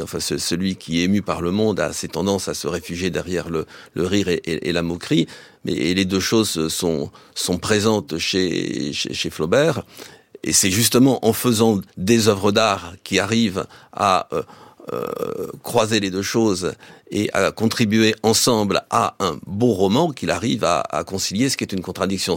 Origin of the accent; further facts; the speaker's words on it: France; chez nous au XXe siècle